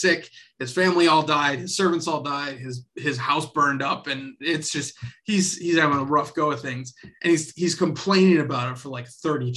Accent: the South, United States; I was raised in the South

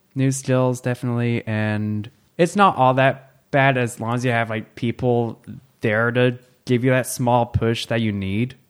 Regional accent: Keene City, California, United States; I actually grew up in Keene City

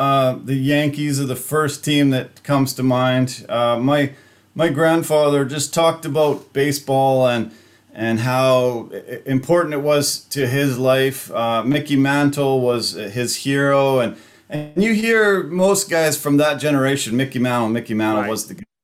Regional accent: Canada; being this Canadian kid from small towns

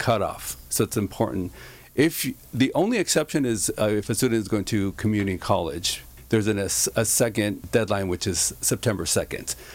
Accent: Santa Ana, California, United States; also born or lived in Garden Grove / Westminster; I grew up in Santa Ana

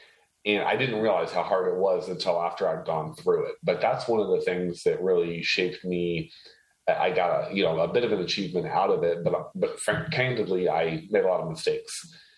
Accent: Haiti; So I was actually born and raised in a third world country. I was born and raised in Haiti.

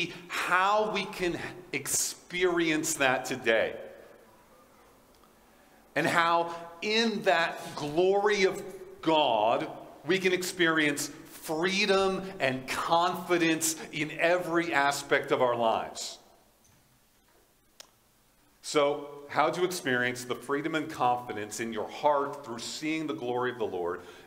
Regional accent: United States; now in Fort Qu'Appelle, Canada; I'm an American

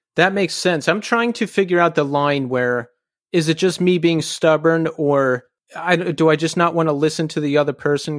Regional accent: Bucks County, Pennsylvania, United States; I'm from Bucks County

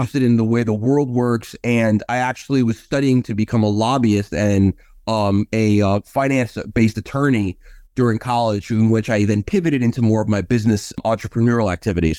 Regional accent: New York City, New York, United States; now in Los Angeles, United States; my friends that I had growing up in New York

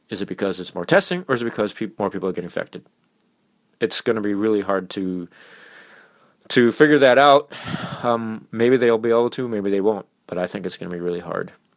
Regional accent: Minnesota, United States; my home state of Minnesota

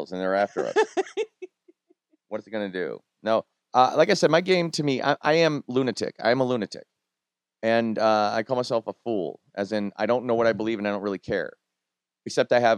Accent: New England, United States; I grew up in New England

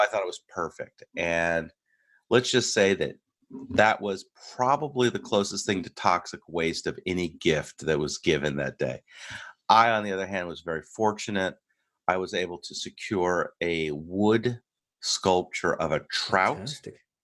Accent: United States; I'm your American host

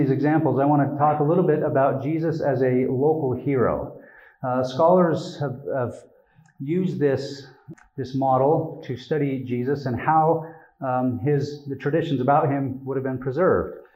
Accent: Utah, United States; I have a lot of Jewish friends, but I'm from Utah, so I didn't have a lot of Jewish friends growing up.

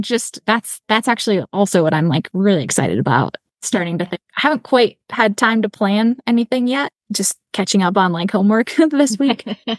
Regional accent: Chicago, Illinois, United States; moved away; I grew up in Chicago, so I was telling you all before we got going, and spent all of my summers in high school up in Quetico Provincial Park, canoeing around, just north of the Boundary Waters.

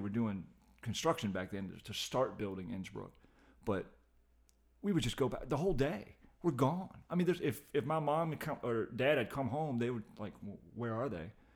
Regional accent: Short Pump, Virginia, United States; I was adopted and grew up in Short Pond

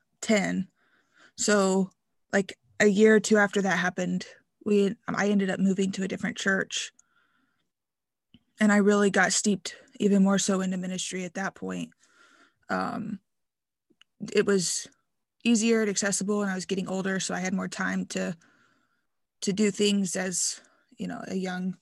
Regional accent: Kentucky, United States; Yeah. So I'm from Kentucky. I grew up, was born into the IFB, went to Christian school, K through 12.

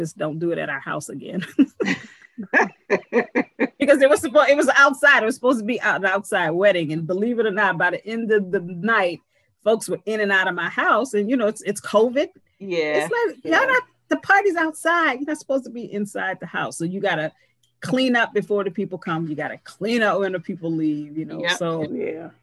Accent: New Orleans, Louisiana, United States; I'm a Southern girl. I grew up in New Orleans.

